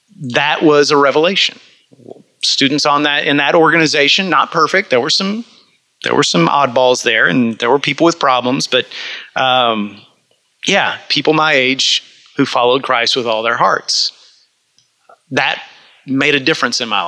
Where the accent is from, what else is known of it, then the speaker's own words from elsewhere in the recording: Yoakum, Texas, United States; growing up in Yoakum, Texas, actually suburban Yoakum, you know, a little country area